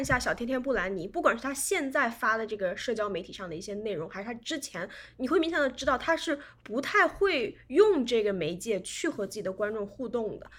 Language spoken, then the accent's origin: Chinese; China; 我们在中国长大这些女孩子